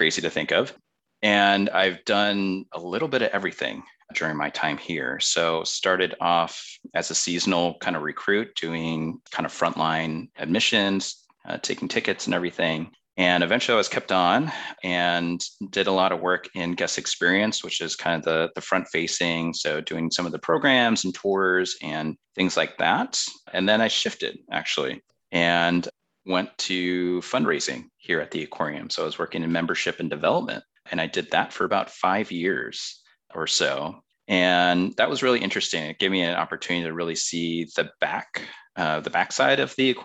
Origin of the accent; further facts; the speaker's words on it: outside of Chicago, Illinois, United States; moved away; I grew up outside of Chicago